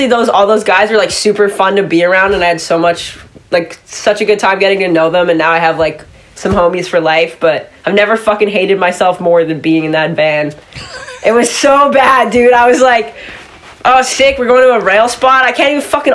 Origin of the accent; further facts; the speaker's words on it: Kelowna, British Columbia, Canada; I grew up in Kelowna